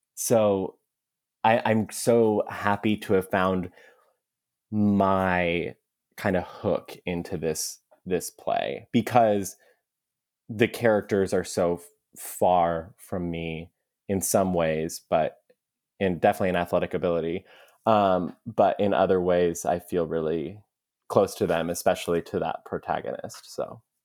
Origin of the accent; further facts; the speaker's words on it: Mesa, Arizona, United States; we grew up in Mesa, which is kinda like a, um, you know, like the ugly stepchild suburb of Phoenix